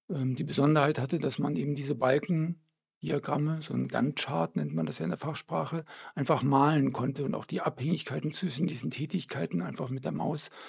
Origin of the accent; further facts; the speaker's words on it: Belgium; moved away as an adult; now in Erlangen, Germany; Belgien geboren. Meine Eltern sind gerade nach Belgien gezogen, kurz bevor ich geboren wurde. Und ähm, in Belgien ist es ein ganz üblicher Name.